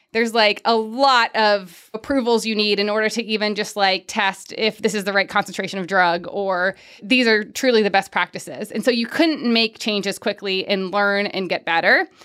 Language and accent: English; Pickerington, Ohio, United States; moved away; I'm from Pickerington